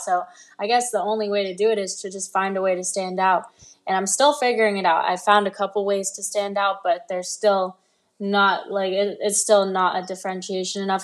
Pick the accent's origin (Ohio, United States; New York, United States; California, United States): California, United States; Los Angeles; also born or lived in London; I moved to L A when I was six years old